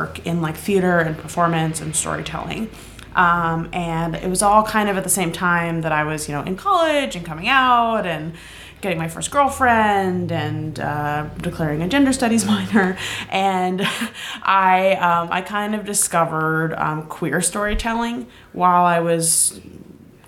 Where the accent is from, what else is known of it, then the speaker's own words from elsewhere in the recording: New York City, New York, United States; I am originally from New York City